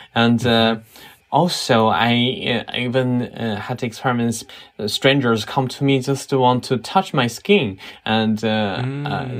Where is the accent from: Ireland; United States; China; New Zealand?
China; moved away as an adult; also born or lived in Beijing; now in Berlin, Germany; I grew up in China